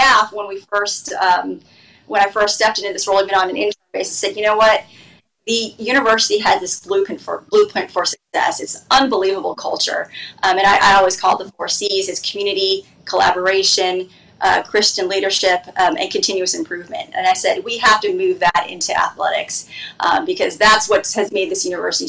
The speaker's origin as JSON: {"language": "English", "town": "Phoenix", "region": "Arizona", "country": "United States", "moved": "yes", "said": "I'm originally from Phoenix"}